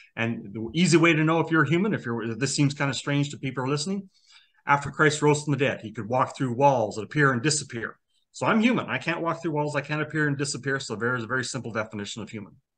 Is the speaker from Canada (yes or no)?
yes; Canada; I was born in Canada